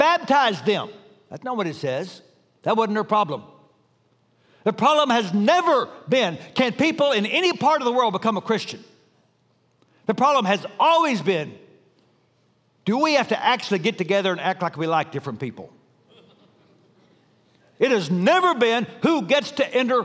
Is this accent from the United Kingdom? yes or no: no; Dallas, Texas, United States; I grew up in Dallas, an incredibly ethnically diverse city